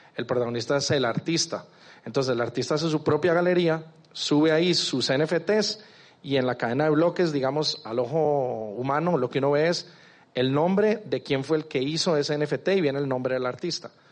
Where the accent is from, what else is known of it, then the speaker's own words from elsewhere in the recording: Costa Rica; moved away as an adult; now in Medellín, Colombia; soy de Costa Rica, pero en, noviembre me vine para acá, para Medellín